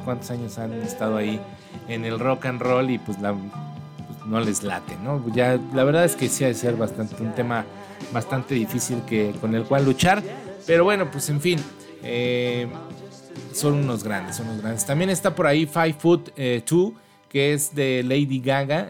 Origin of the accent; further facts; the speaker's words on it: Mexico City, Mexico; nuestra bella Ciudad de México